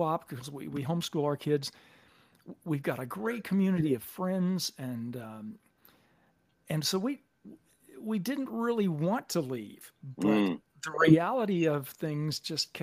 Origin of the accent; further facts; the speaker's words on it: Little Rock, Arkansas, United States; moved away as an adult; also born or lived in San Francisco Bay Area / Los Angeles; now in Dallas, United States; I grew up in Little Rock, Arkansas